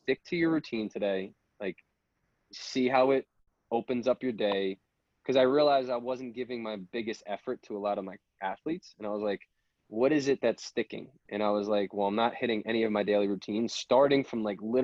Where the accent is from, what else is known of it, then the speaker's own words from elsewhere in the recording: Long Island, New York, United States; I'm from Long Island. You know, I played football at Babylon